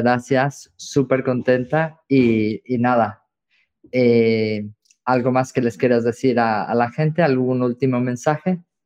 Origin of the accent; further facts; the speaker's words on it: Mexico; me siento como muy en casa, como muy mexicano